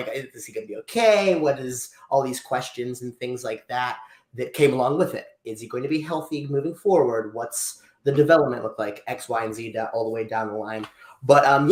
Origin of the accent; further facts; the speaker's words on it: Freeport, Pennsylvania, United States; grew up, born and raised in Freeport, Pennsylvania